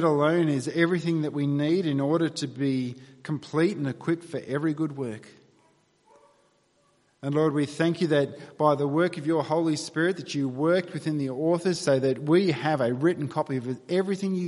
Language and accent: English; New South Wales, Australia; moved away as an adult; also born or lived in Victoria; I grew up in New South Wales